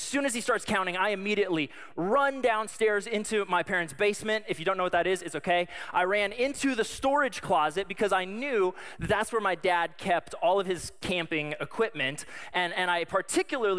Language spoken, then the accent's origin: English; Colorado, United States; I grew up in Colorado